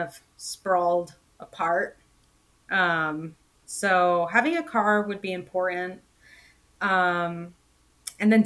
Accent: Orlando, Florida, United States; I am from Florida

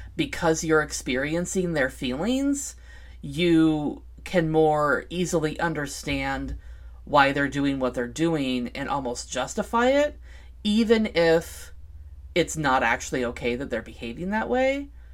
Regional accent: Vancouver, Washington, United States; here in my hometown, Vancouver, Washington

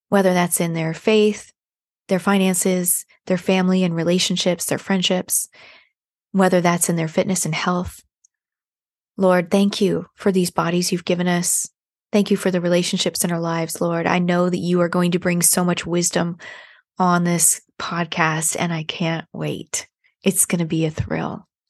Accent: San Diego, California, United States; now in Nashville, United States; I'm actually from San Diego, um, and I live in Nashville now

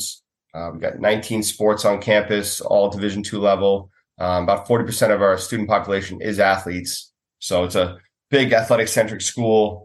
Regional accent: Levittown, New York, United States; moved away as an adult; now in California, United States; Levittown, New York. It's Long Island

